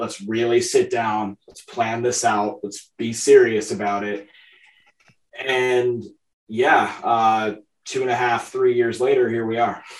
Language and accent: English; northeast Iowa, United States; I'm from Iowa. I'm a Midwestern boy, born and raised.